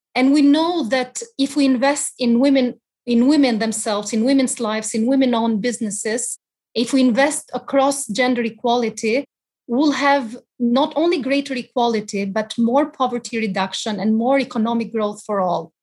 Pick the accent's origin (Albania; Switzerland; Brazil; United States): Albania; moved away; my personal experiences growing up in Albania